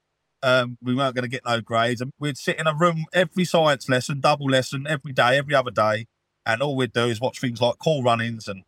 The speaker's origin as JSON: {"language": "English", "town": "Brighton", "region": "South East England", "country": "United Kingdom", "tie": "born or raised there", "said": "I grew up in the Whitehawk estate"}